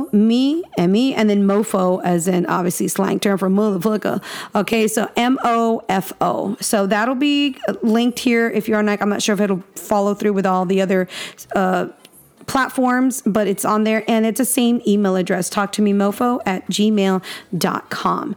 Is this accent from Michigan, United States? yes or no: no; Texas, United States; I'm a Texan